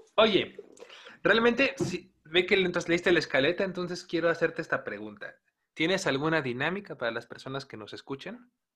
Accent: Mexico

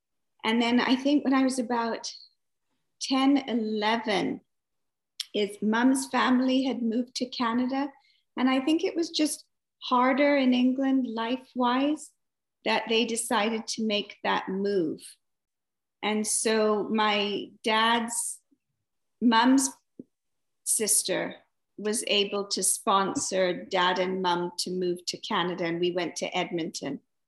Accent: Entebbe, Central Region, Uganda; born there; I was born in Entebbe.

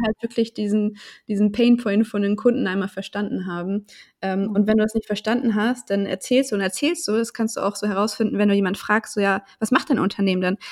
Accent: Hanover, Lower Saxony, Germany; ich komme aus Hannover

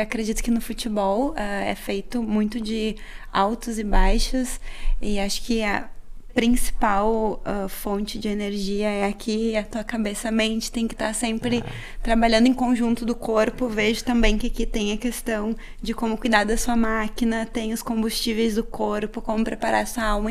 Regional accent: Rio Grande do Sul, Brazil; moved away; eu sou gaúcha

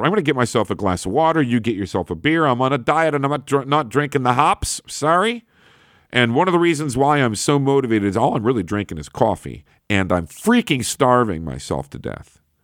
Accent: Buffalo, New York, United States; my hometown here, or in Buffalo, New York

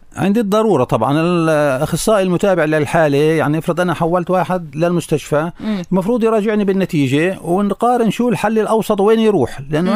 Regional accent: Hebron, Palestine; عندنا بالخليل

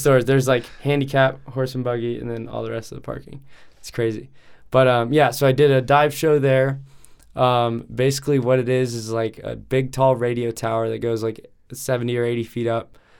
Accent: Lakewood, Colorado, United States; I was born and raised here in Denver, um, Lakewood.

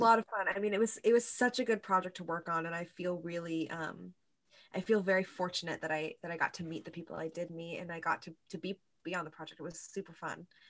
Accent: California, United States; now in New York, United States; I'm from California originally

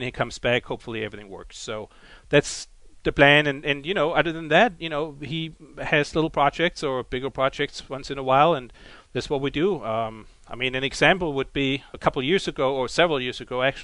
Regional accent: Germany; accent: German; English is a second language; moved away; my German accent

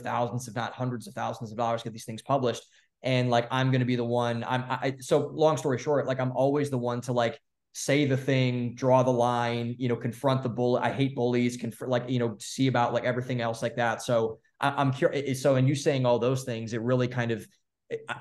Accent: Cleveland, Ohio, United States; also born or lived in Columbus, Ohio; So I grew up in Cleveland, and then I went to school in Columbus, Ohio

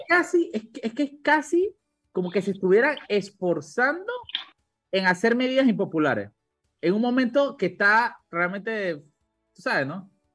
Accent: La Chorrera, Panamá Oeste, Panama; yo soy de Chorrera y yo recuerdo eh, cuando vivía allá

